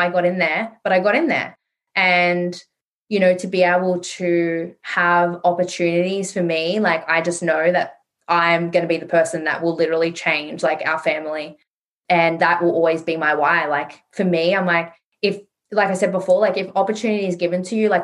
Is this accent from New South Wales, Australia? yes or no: yes; Sydney, New South Wales, Australia; I grew up in Western Sydney in a very low income earning area